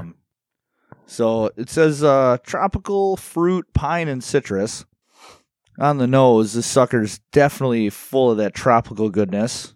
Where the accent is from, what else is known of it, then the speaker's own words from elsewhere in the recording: Milwaukee, Wisconsin, United States; I am from Milwaukee